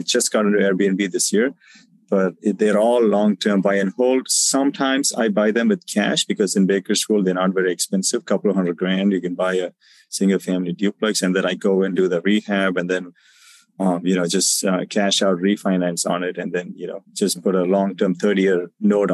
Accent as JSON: {"language": "English", "region": "South India", "country": "India", "also_born_or_lived": "Southern California", "moved": "as an adult", "lives_now": "United States", "said": "I'm actually from South India as well."}